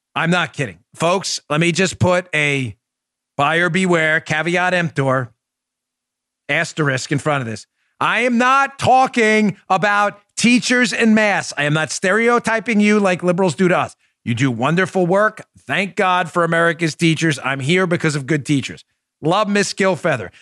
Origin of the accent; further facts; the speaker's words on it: New York City, New York, United States; growing up in New York City